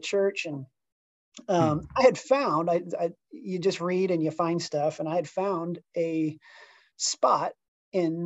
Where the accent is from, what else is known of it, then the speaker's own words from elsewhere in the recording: Topeka, Kansas, United States; also born or lived in Kentucky; now in Kansas City, United States; I grew up in Topeka, Kansas, actually, just an hour west of Kansas City.